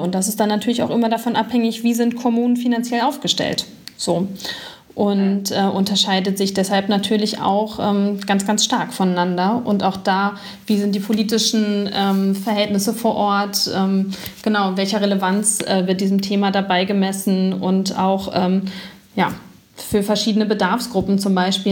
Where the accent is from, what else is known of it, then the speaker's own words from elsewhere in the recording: Berlin, Germany; als Berlinerin